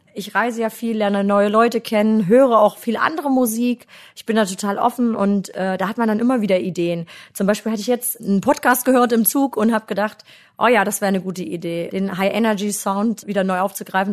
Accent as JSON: {"language": "German", "country": "Germany", "tie": "born or raised there", "said": "Ich komme ja aus dem Harz und äh, da bin ich eigentlich immer schon als sehr kreatives Kind aufgewachsen."}